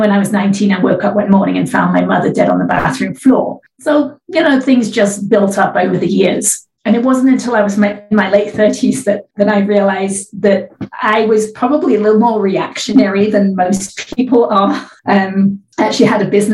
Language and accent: English; England, United Kingdom; now in California, United States; I live in California now. I'm originally from England